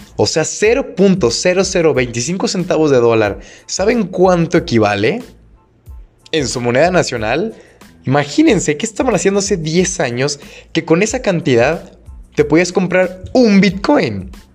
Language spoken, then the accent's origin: Spanish; Guadalajara, Jalisco, Mexico; aquí en Guadalajara, bueno, no sé si saben, soy de Guadalajara.